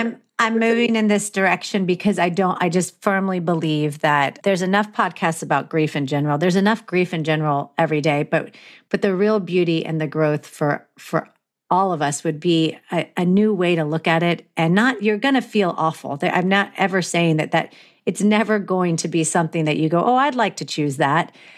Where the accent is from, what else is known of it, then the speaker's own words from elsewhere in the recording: Florida, United States; now in Los Angeles, United States; But I grew up on the East Coast. I grew up in Florida